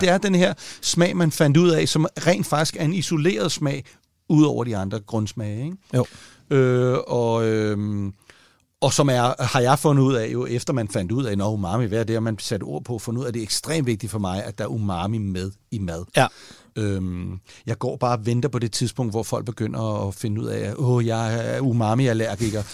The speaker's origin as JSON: {"language": "Danish", "country": "Denmark"}